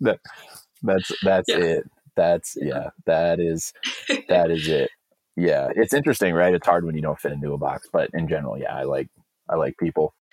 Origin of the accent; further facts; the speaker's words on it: Alameda, California, United States; I'm from a town called Alameda. It's in the East Bay